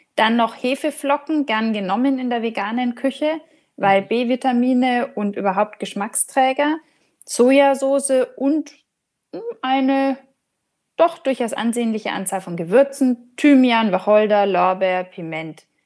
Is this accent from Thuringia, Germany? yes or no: no; Franconia, Bavaria, Germany; bei uns in Franken